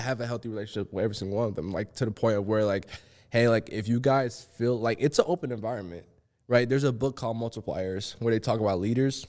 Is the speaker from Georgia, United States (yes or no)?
yes; Georgia, United States; accent: country; a little bit of my country accent comes out